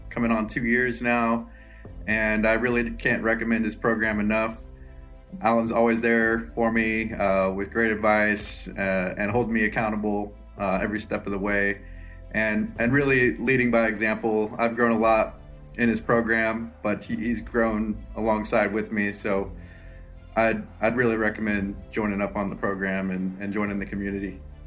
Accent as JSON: {"language": "English", "town": "Lawrence", "region": "Kansas", "country": "United States", "said": "I'm from Lawrence, Kansas"}